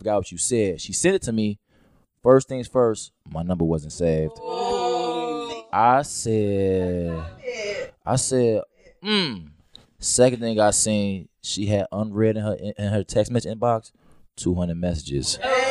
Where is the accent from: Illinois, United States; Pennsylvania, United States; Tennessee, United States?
Illinois, United States; Chicago; I'm from Chicago